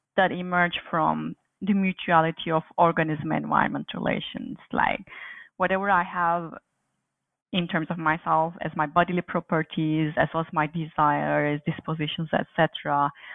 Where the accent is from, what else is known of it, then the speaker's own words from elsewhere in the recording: Turkey; moved away as an adult; also born or lived in Aberystwyth, Wales; now in Montreal, Canada; I was born and raised in Turkey